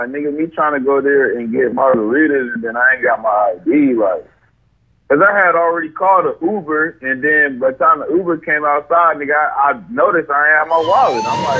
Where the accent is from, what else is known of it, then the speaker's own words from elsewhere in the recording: Memphis, Tennessee, United States; And like, oh shit, I'm from Memphis, man. You gotta be ready at all times.